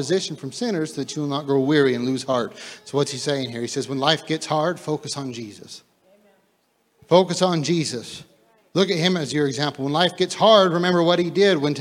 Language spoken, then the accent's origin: English; United States; as the American church, we become so used to, you know, grace and mercy because we live in such a free country